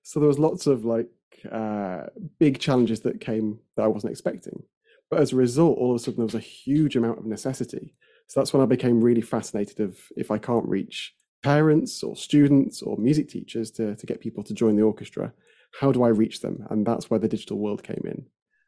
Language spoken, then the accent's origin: English; Yorkshire and the Humber, United Kingdom; I came back home and then realized there was lots missing from my experience growing up in Yorkshire in the north of England